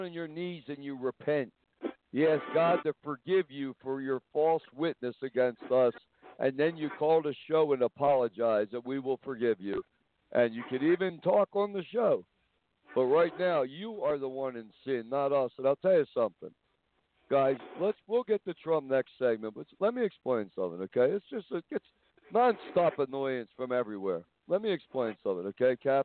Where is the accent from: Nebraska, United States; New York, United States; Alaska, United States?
New York, United States; accent: New York; now in Whitefish, United States; I have a New York accent because I'm from New York.